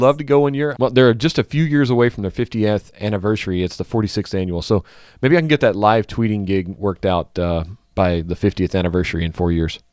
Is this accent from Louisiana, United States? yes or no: yes; Louisiana, United States; my home state of Louisiana